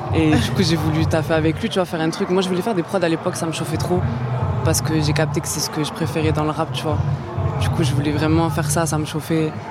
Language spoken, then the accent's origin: French; Lambesc, Provence-Alpes-Côte d'Azur, France; also born or lived in Toulouse / Marseille; J'ai grandi à côté à Lambesque